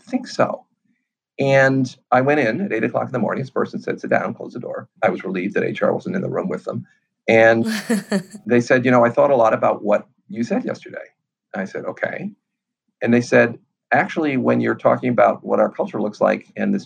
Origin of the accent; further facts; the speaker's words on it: New York City, New York, United States; I grew up on the Lower East Side of Manhattan when it was a dump.